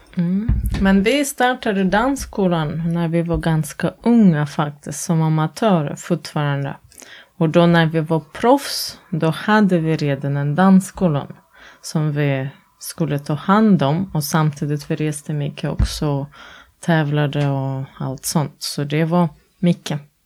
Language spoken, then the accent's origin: Swedish; Latvia; Swedish is a second language; also born or lived in Norway; now in Sweden; jag är från Lettland